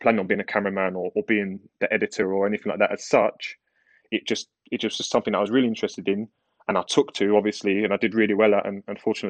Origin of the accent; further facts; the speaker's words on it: London, United Kingdom; Yeah, East London